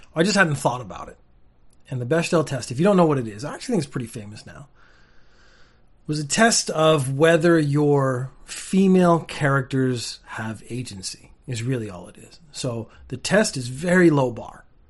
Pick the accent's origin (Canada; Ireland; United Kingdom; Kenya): Canada; now in Japan; I am Canadian and I live in Japan now